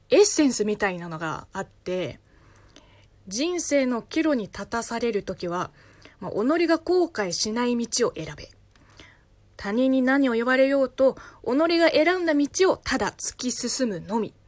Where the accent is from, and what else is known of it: China; Japanese is a second language; moved away as an adult; also born or lived in Beijing, China; now in Tokyo, Japan